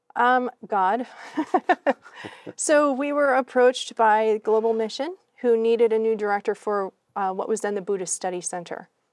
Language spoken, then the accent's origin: English; New England, United States; moved away as an adult; also born or lived in Laos / Thailand; I'm a country girl. I grew up in New England